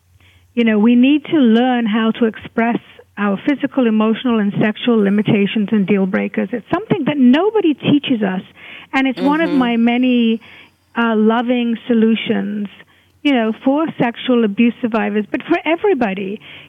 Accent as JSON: {"language": "English", "country": "Hungary", "moved": "yes", "said": "I was a refugee from Hungary, and I had a very painful childhood and teenagehood"}